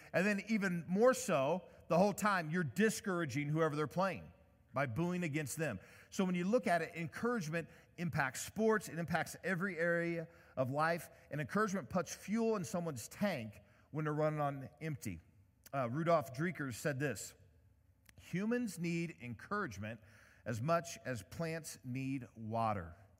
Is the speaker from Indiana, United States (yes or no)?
yes; Indiana, United States; I'm from Indiana